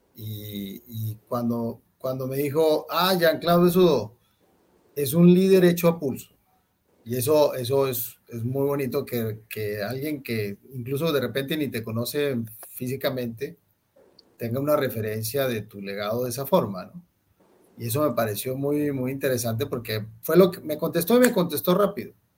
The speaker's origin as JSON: {"language": "Spanish", "town": "Monterrey", "region": "Nuevo León", "country": "Mexico", "moved": "as an adult", "lives_now": "Colombia", "said": "nosotros somos de Monterrey, México, al norte del país, cerca de, la frontera con, con, Texas."}